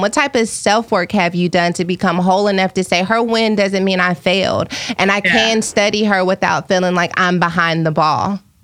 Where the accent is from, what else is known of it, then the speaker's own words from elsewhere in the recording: Dallas, Texas, United States; moved away; also born or lived in Fort Worth; I grew up on White Rock Lake